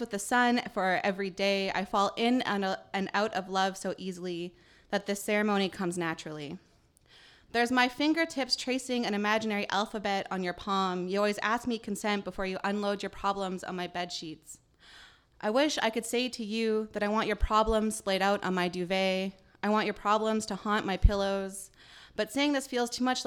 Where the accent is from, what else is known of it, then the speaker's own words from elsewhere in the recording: northeastern British Columbia, Canada; also born or lived in Île-à-la-Crosse, Saskatchewan; I grew up in Treaty 8 Territory, northeastern BC, but my family is originally from Isle of Cross or Sagidawak in our language, which is in northern Saskatchewan